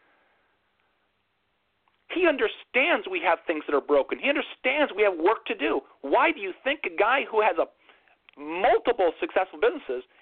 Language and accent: English; United States; as an American.